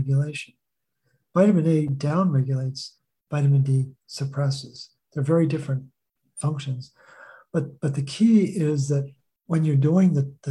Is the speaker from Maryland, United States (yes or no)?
yes; Baltimore, Maryland, United States; born or raised there